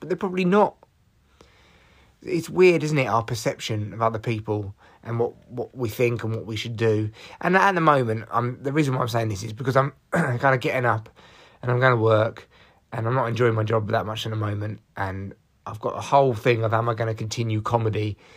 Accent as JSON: {"language": "English", "town": "Barnet", "region": "London", "country": "United Kingdom", "said": "I'm how people from North London talk. Uh, well, from Barnet"}